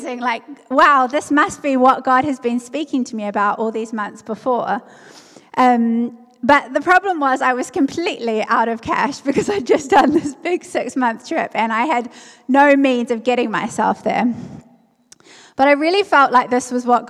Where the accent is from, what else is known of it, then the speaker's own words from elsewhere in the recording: New Zealand; moved away as an adult; also born or lived in South Africa; I'm from New Zealand, so I left my home and everything I knew and went overseas